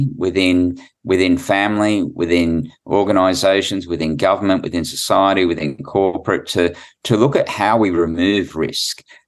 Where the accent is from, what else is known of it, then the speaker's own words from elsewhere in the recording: New South Wales, Australia; I'm from New South Wales